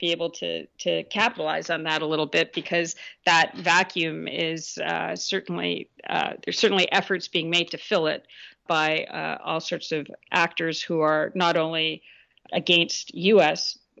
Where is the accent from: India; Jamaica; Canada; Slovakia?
Canada; As you know, I'm a Canadian, eh?